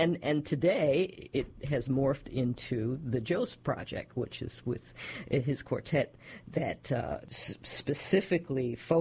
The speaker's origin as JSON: {"language": "English", "town": "Philadelphia", "region": "Pennsylvania", "country": "United States", "tie": "born or raised there", "said": "I grew up in Philadelphia, in West Philly"}